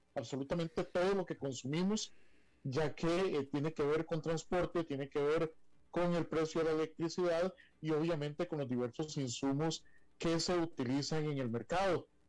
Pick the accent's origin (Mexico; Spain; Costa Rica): Costa Rica